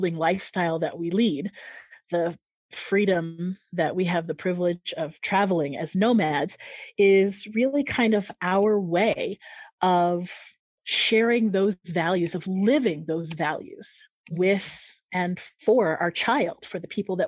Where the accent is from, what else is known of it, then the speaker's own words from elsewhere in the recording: San Diego, California, United States; moved away as an adult; also born or lived in Japan / Greece / Albania; now in Mexico; growing up in San Diego, California, I was literally just a stone's throw from the Mexican border.